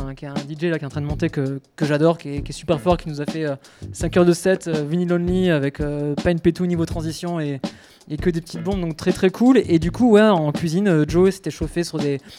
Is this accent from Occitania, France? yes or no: yes; Toulouse, Occitania, France; Je suis toulousain, hein, je ne sais pas si tu me souviens.